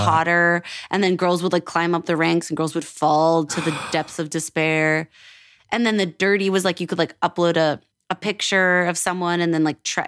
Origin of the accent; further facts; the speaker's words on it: Edmonton, Alberta, Canada; also born or lived in Toronto; now in Los Angeles, United States; I'm from Edmonton, yes. But I used to live in Toronto